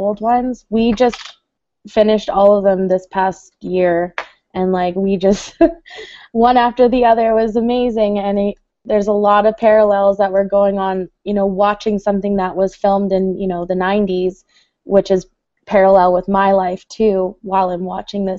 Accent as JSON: {"language": "English", "town": "Winnipeg", "region": "Manitoba", "country": "Canada", "said": "I'm from Winnipeg, Manitoba, Canada"}